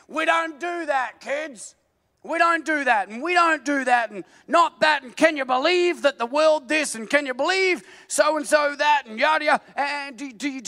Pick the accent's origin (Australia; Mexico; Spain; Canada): Australia; I'm an Aussie